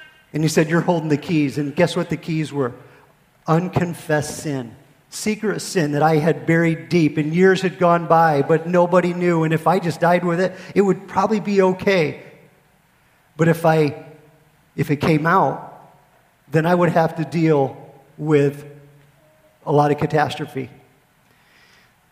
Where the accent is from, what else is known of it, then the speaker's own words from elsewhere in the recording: Pennsylvania, United States; moved away as an adult; also born or lived in Fort Hood, Texas; now in Texas, United States; I am a Yankee from Pennsylvania